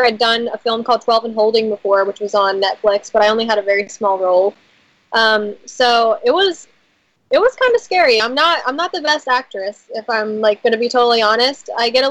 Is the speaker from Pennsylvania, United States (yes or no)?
yes; Philadelphia, Pennsylvania, United States; Yeah, I'm from Philadelphia.